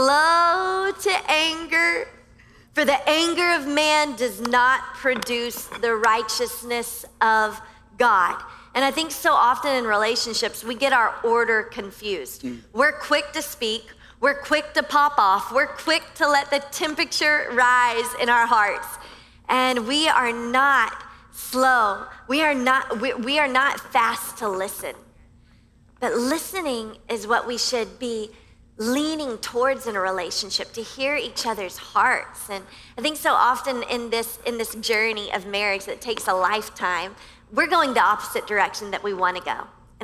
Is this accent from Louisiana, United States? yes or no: yes; Louisiana, United States; now in Miami, United States; Like I came from Louisiana and everyone is very kind on the interstate. You know, we don't have as many lanes as you crazy people here in Miami.